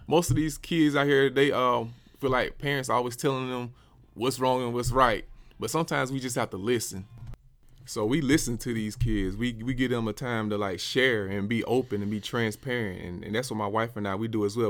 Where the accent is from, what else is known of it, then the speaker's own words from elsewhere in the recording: Dothan, Alabama, United States; moved away as an adult; also born or lived in Columbus, Georgia / Atlanta, Georgia; I'm from Dothan, Alabama, born and raised.